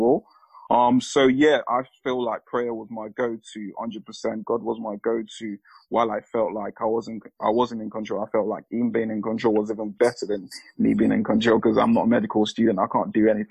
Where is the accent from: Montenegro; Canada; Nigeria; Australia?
Nigeria; I'm Nigerian.